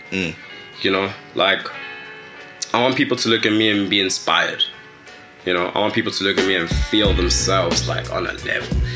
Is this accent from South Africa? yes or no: yes; Kanana, North West, South Africa; first language Tswana; English is a second language; So I'm from Rustenburg, um, from a village in Rustenburg. Actually, it's called Kanana. Shout out all my Kanana people, all my Northwest Bruce, Kimotswana. So I'm a Tswana speaking person.